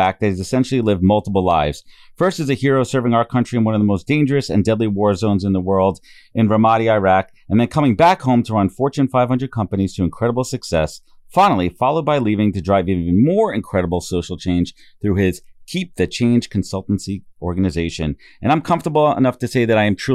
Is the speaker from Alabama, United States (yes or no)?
no; New York City, New York, United States; Born and raised in Sheepshead Bay.